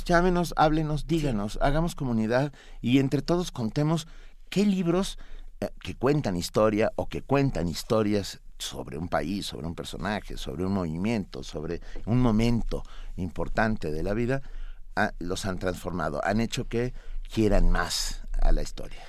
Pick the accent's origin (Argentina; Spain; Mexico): Mexico